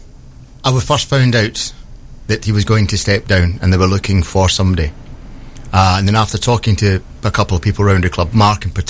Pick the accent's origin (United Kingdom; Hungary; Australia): United Kingdom; Rosyth, Scotland; also born or lived in Old Kilpatrick / Twickenham; now in Newark, United Kingdom; I was born in a place called Old Kilpatrick, just outside Glasgow. I grew up in Rosyth, because we moved there when my dad worked in the dockyard